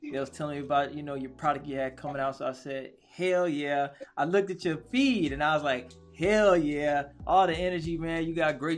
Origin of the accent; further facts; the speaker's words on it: Waveland, Mississippi, United States; I'm from Waverly, Mississippi, so I'm not far from New Orleans.